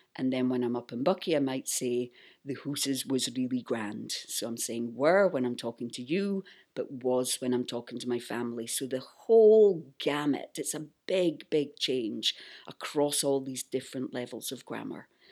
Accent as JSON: {"language": "English", "town": "Buckie", "region": "Scotland", "country": "United Kingdom", "tie": "born or raised there", "moved": "yes", "said": "when I go back to my hometown in northeast Scotland, I start speaking like"}